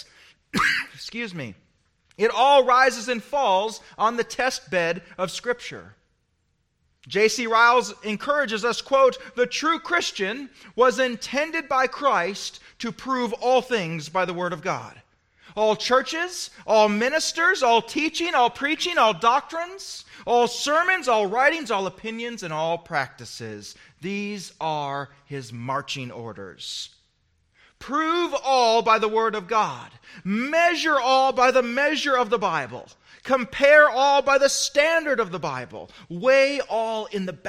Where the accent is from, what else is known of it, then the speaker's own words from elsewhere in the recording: United States; as an American